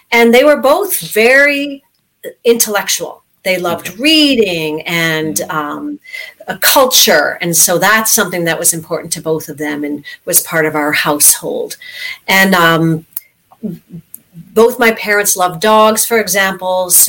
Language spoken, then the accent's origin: English; Stratford, Ontario, Canada; born there; Well, I actually was born in Stratford, Ontario, so mm-hmm. I'm a little bit Canadian like you, okay.